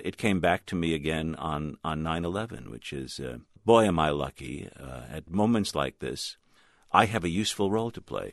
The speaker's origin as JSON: {"language": "English", "region": "New York", "country": "United States", "moved": "as an adult", "lives_now": "Washington, D.C., United States", "said": "I'm a New Yorker"}